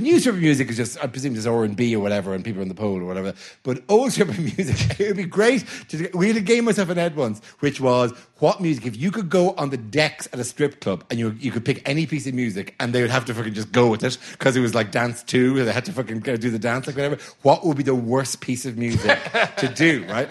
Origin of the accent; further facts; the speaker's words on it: Ireland; I'm Irish